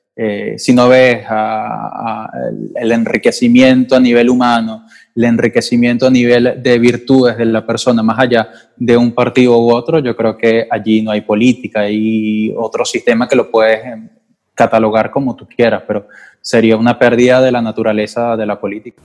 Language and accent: Spanish; Venezuela; moved away; soy periodista venezolano